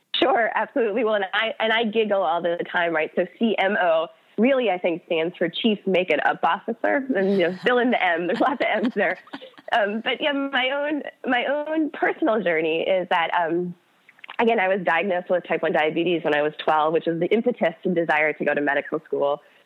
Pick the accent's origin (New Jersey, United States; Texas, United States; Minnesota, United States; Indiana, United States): Minnesota, United States; moved away; I grew up in Minnesota.